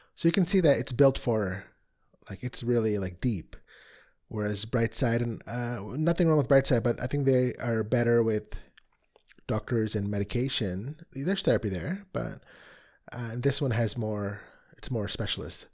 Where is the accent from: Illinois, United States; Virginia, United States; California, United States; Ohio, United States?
Illinois, United States; Chicago; I'm from the Chicago area